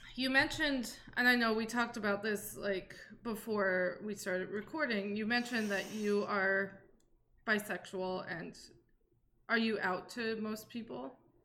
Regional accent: Saudi Arabia; I am a Saudi and a lesbian.

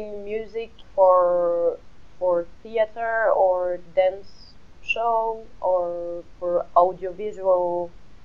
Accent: Paris, Île-de-France, France; first language French; English is a second language; moved away as an adult; also born or lived in Marseille, France; now in Madrid, Spain; I grew up in Paris

